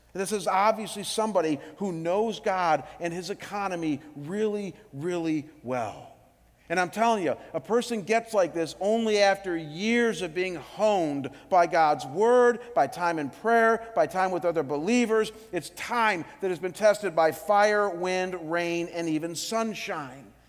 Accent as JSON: {"language": "English", "town": "Cleveland", "region": "Ohio", "country": "United States", "tie": "born or raised there", "said": "my hometown in Cleveland"}